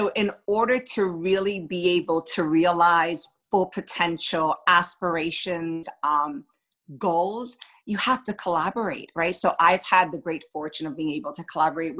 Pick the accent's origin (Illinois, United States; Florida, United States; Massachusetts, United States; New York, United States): New York, United States; New York City; I grew up in New York City